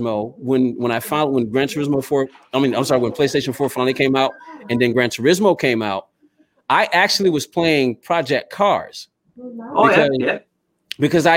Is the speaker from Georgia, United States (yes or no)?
yes; Georgia, United States; here in my hometown of Georgia